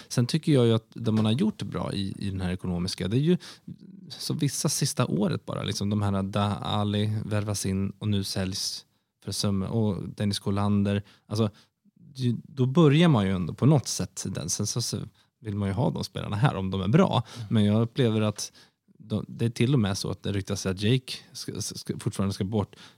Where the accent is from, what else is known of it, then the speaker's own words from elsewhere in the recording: Sweden; also born or lived in London; som svensk